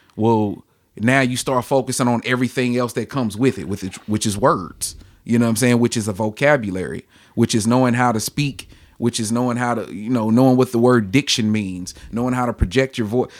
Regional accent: Ferguson, Missouri, United States; I am from Ferguson, uh, born and raised in Ferguson.

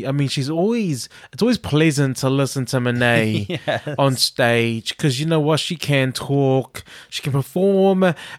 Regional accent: New Zealand; Like, when I think about something like this that we had in my school in New Zealand

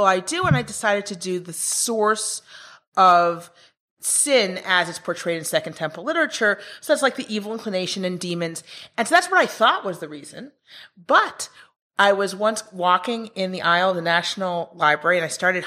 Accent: Israel; also born or lived in New York, United States; I grew up in Israel, but I went to the States, to New York University, for my PhD

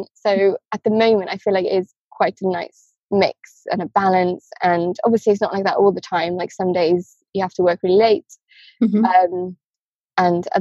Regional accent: Wales, United Kingdom; moved away; I'm from Wales

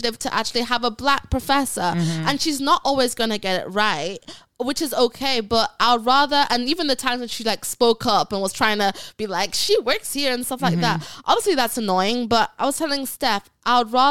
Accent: Ghana; moved away; also born or lived in England / Jamaica; I was raised in Ghana around all Black people, I've been exposed to great Black culture. I'm Jamaican, I'm from England

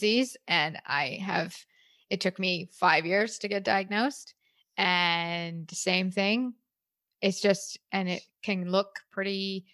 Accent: Canada; I'm from Canada

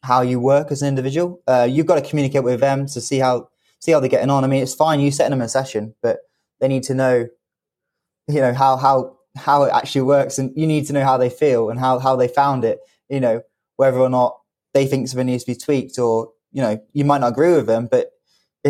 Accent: United Kingdom; as a British athlete

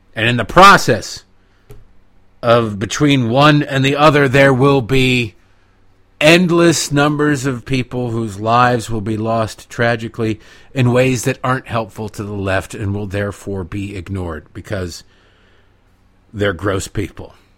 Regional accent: United States; I'm an American

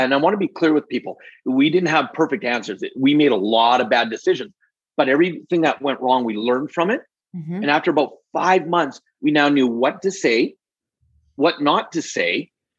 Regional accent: Alberta, Canada; also born or lived in British Columbia; Born and raised in Canada, born in BC, but raised mostly in Alberta. And that's where I live today.

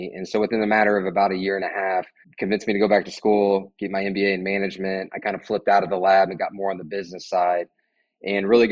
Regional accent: Indianapolis, Indiana, United States; I'm a born and raised Hoosier. I've lived here in Indianapolis my entire life

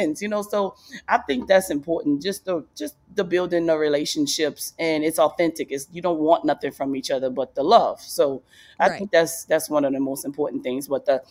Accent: New Orleans, Louisiana, United States; moved away; I grew up in New Orleans, and New Orleans is a huge football city

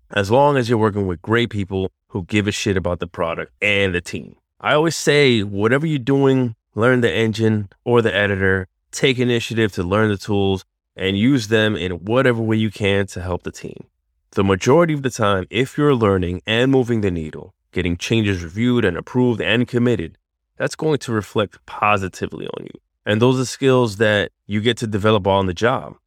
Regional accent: New York, United States; I grew up in New York

